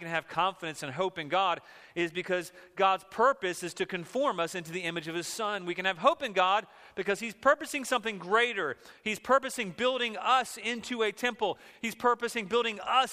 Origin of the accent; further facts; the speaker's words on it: just outside Washington, D.C., Virginia, United States; I grew up just outside of Washington, D.C., in the boonies in Virginia, and then we moved closer to it